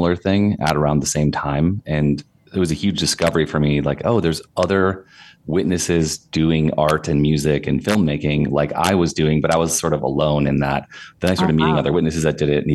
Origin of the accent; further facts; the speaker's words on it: northern Wisconsin, United States; moved away; also born or lived in Minneapolis; I grew up in northern Wisconsin